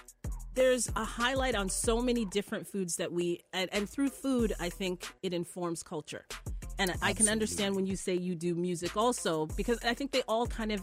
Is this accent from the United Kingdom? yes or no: no; St. Catharines, Ontario, Canada; I grew up in St. Catharines. I had one black friend only because we were both black.